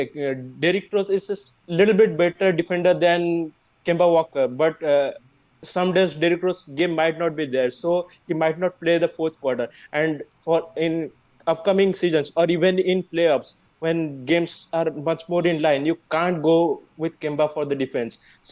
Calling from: India; I'm calling from India. It's currently 8:13 a.m. here.

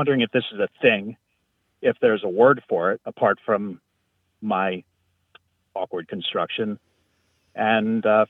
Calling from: Elmira, New York, United States; I'm calling from Elmira, New York.

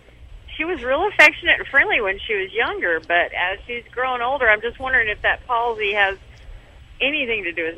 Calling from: Little Rock, Arkansas, United States; Little Rock, Arkansas.

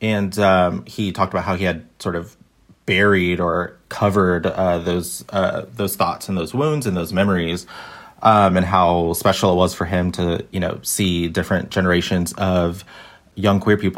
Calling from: Sydney, New South Wales, Australia; I'm calling in from Sydney, Australia

